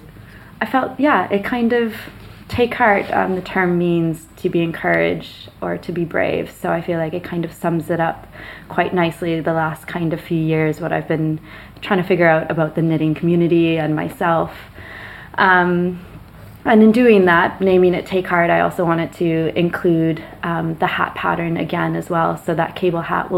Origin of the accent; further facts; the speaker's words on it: Nova Scotia, Canada; moved away; I grew up in Nova Scotia, not too far from the coast.